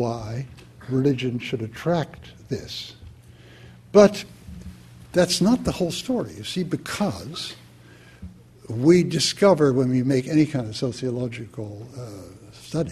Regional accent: Quebec, Canada; We come from Quebec

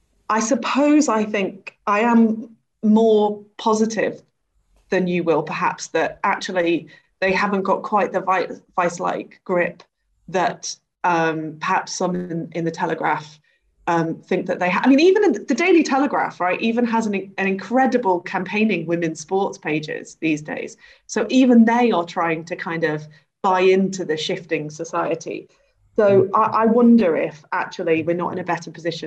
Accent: the Wirral, Merseyside, North West England, United Kingdom; in Merseyside, I'm from the Wirral, right, which is the posh bit of Merseyside.

